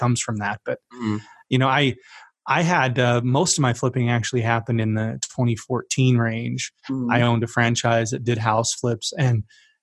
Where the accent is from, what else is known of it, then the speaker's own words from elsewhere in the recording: Utah, United States; I grew up in Utah